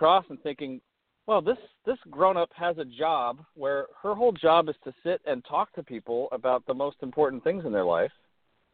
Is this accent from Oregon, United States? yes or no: yes; Oregon, United States; moved away as an adult; now in Pasadena, United States; I grew up in Oregon, and came down from Oregon to California to go to graduate school in psychology